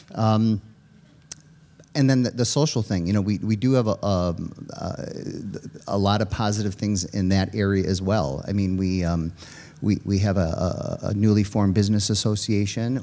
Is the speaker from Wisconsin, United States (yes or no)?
yes; Richfield, Wisconsin, United States; also born or lived in Kewaskum, Wisconsin / Jackson, Wisconsin; now in Slinger, United States; I grew up in Richfield.